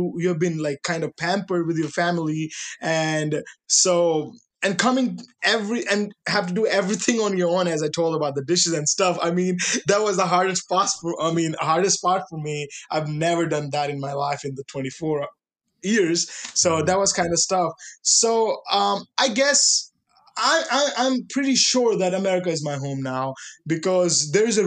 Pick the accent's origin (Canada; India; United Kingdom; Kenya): India; northern India; English is a second language; moved away as an adult; now in Oregon, United States; The part I'm living in, it's in northern India